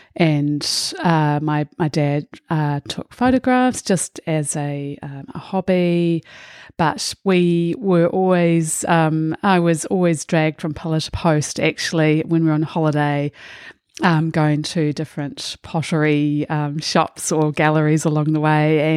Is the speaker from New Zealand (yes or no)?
yes; Auckland, New Zealand; I grew up in Titarangi in the Waitakere in Auckland